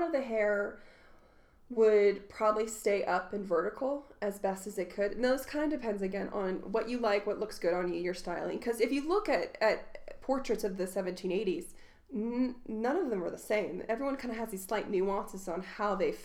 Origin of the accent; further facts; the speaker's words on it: Southern Indiana, United States; I'm from Southern Indiana